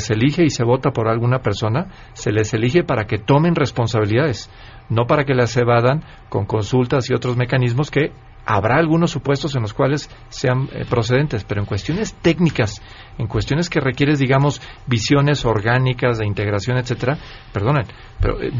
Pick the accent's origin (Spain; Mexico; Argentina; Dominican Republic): Mexico; Yo, soy usuario, digamos, eh, común, digamos, de, ese medio de transporte, como además lo somos muchísimos mexicanos.